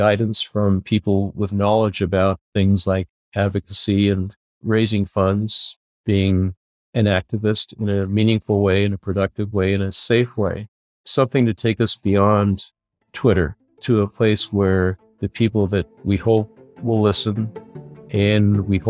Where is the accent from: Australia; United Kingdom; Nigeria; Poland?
United Kingdom; Belfast, Northern Ireland; born there; I was born in Belfast, Northern Ireland. I was the second child. My sister was born a year and a half before me.